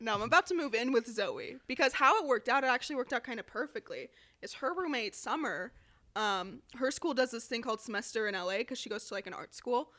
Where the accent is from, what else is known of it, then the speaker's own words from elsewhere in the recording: Las Vegas, Nevada, United States; moved away as an adult; also born or lived in Chicago; I'm from Vegas